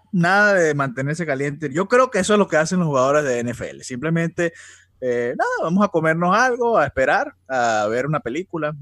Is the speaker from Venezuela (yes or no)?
yes; Venezuela; now in Miami, United States; nosotros somos venezolanos